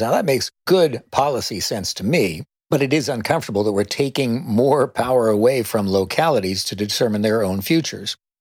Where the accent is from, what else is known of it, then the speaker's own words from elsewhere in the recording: Sunnyvale, California, United States; When I was a young activist growing up in Silicon Valley and Sunnyvale